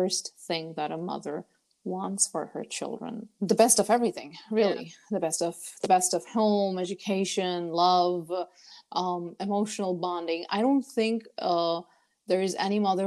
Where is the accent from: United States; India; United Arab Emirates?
United Arab Emirates; moved away as an adult; also born or lived in Lahore, Pakistan; I was born, brought up in United Arab Emirates. I did my 12th grade until there